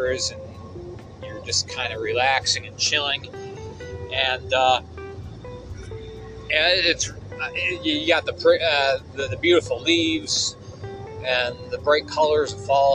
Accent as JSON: {"language": "English", "town": "Endicott", "region": "New York", "country": "United States", "tie": "born or raised there", "said": "My hometown of Endicott, New York"}